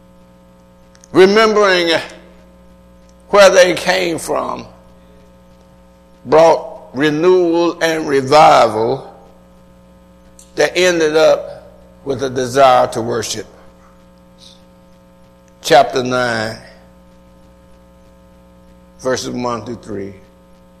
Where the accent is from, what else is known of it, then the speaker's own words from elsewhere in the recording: Atlanta, Georgia, United States; I was raised in Atlanta